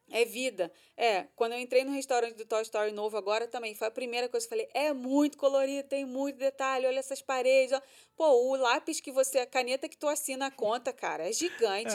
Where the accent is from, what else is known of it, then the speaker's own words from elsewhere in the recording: Rio de Janeiro, Brazil; moved away as an adult; now in Orlando, United States; Nós somos do Rio, a gente já frequentava esse restaurante quando a gente né, morava no Brasil